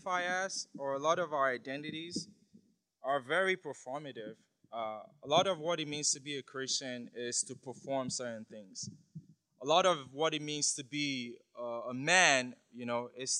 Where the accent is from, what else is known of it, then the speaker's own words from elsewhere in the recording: Nigeria; I'm from Nigeria